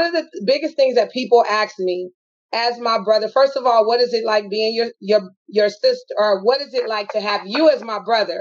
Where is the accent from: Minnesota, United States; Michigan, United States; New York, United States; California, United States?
California, United States; Los Angeles; we are from Watts, California